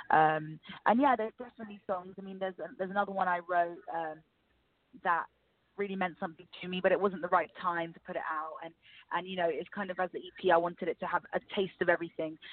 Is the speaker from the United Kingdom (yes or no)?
yes; London, United Kingdom; I'm born and raised in England, in London